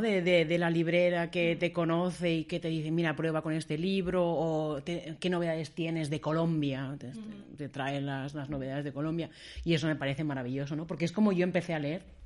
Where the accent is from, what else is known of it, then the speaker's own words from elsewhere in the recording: Barcelona, Catalonia, Spain; now in Berlin, Germany; yo soy de Barcelona